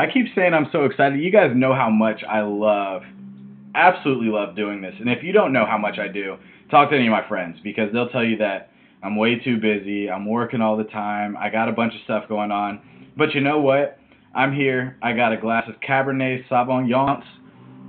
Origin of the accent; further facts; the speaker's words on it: Atlanta, Georgia, United States; Growing up in Atlanta, I got to grow up during a really fun time